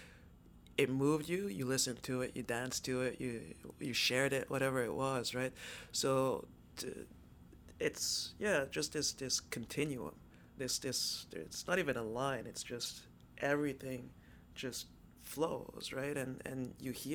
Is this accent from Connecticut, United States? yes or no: no; New York City, New York, United States; moved away as an adult; now in Montreal, Canada; I grew up Upper East Side